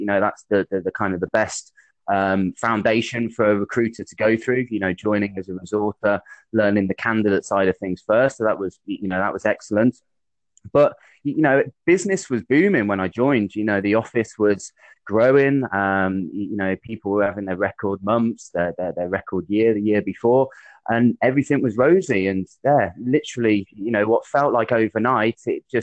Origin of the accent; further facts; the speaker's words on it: Midlands, United Kingdom; moved away as an adult; also born or lived in Bristol; originally I'm from the Midlands, which you might be able to pick up from my accent, but I moved down to Bristol for university